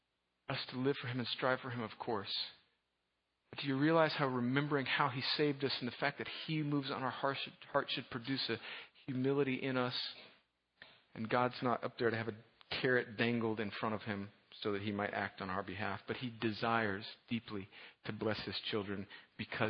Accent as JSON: {"language": "English", "country": "United States", "said": "I'm an American, I'm a Westerner"}